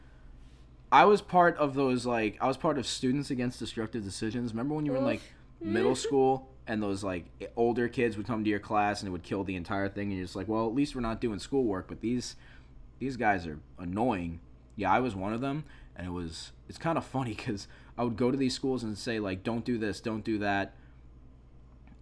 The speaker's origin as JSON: {"language": "English", "region": "New York", "country": "United States", "tie": "born or raised there", "said": "I was born in New York"}